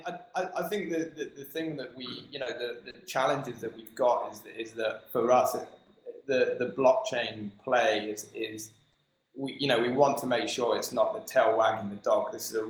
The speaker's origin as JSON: {"language": "English", "country": "United Kingdom", "said": "We're British, after all, right?"}